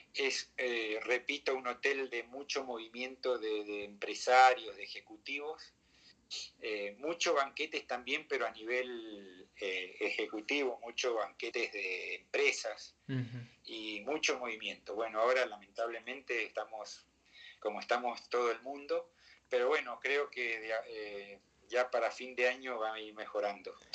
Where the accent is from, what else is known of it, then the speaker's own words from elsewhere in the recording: Mendoza, Argentina; moved away as an adult; also born or lived in Acapulco, Mexico / Buenos Aires, Argentina; now in Mexico City, Mexico; me volví a Mendoza, mi tierra natal